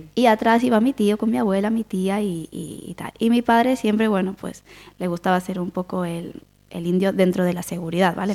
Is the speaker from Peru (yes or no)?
no; Quilmes, Buenos Aires Province, Argentina; accent: porteño; moved away as an adult; now in Galicia, Spain; Nací en Buenos Aires, en, Quilmes, en el año 82